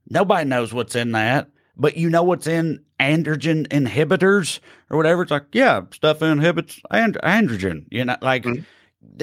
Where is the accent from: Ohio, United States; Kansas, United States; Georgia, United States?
Kansas, United States; Salina; one of my best friends in the world is is uh, Chris Key. I grew up with with in Salina